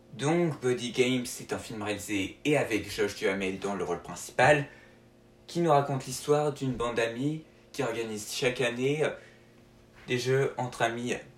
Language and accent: French; France; chez nous en France